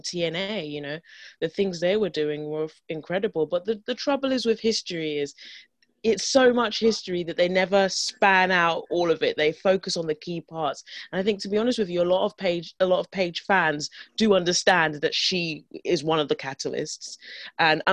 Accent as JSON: {"language": "English", "region": "London", "country": "United Kingdom", "tie": "born or raised there", "said": "grew up in London"}